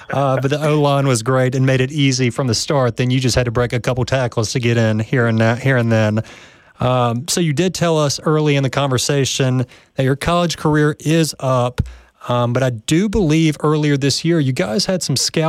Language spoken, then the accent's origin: English; Jackson, Mississippi, United States; I was born and raised in Jackson, then moved away, then moved back.